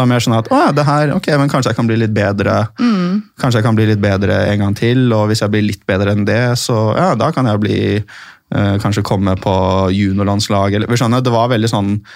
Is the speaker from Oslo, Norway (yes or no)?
yes; Oslo, Norway; also born or lived in Tromsø, Norway / Bærum, Norway / United States; jeg vokste opp i Oslo. Jeg, født, jeg er født i Tromsø. Uh, så flyttet vi uh, til Oslo eller Bærum når jeg var sånn fire-fem år.